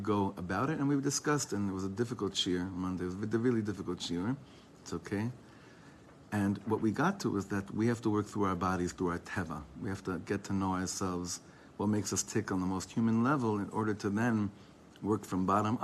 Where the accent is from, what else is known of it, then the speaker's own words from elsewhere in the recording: Ra'anana, Central District, Israel; I was from Ranana. We went together in high school.